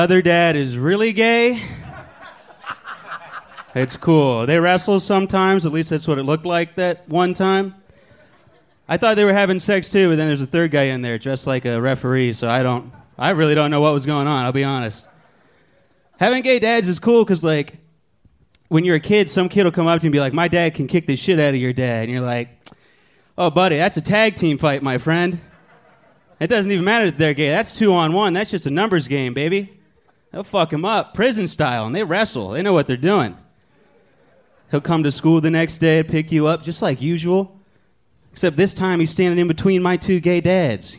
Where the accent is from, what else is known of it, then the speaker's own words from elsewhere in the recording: Columbus, Ohio, United States; moved away as an adult; now in Texas, United States; I'm from Columbus